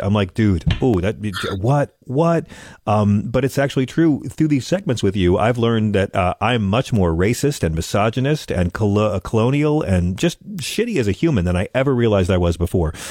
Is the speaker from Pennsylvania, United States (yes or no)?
no; Long Island, New York, United States; I grew up on Long Island